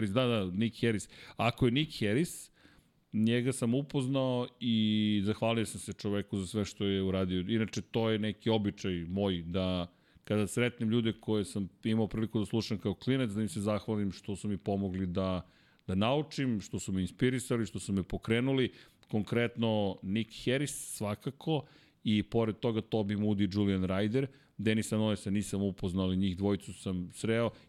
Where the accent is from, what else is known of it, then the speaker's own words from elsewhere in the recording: Serbia; ja sam iz Srbije